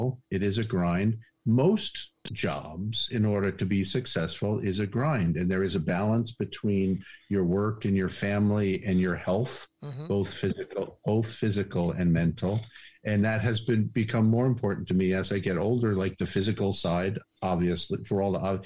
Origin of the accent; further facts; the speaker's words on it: Montauk, New York, United States; Montauk, my hometown